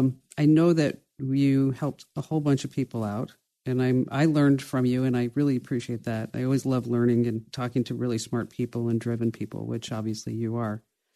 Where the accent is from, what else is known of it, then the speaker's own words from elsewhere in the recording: Watchung, New Jersey, United States; I grew up in, I know everybody likes to say that I grew up in New Jersey in Watchung.